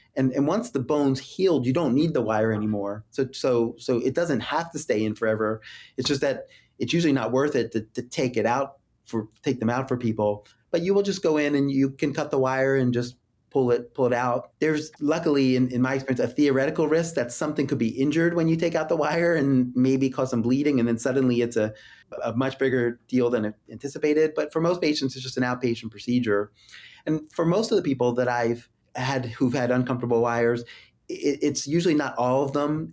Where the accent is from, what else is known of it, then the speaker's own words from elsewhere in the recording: Philadelphia, Pennsylvania, United States; moved away; my hometown